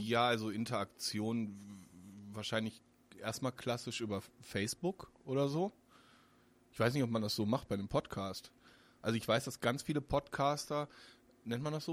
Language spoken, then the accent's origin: German; Solingen, North Rhine-Westphalia, Germany; also born or lived in Cologne / Wermelskirchen; ich komme ja selbst aus Solingen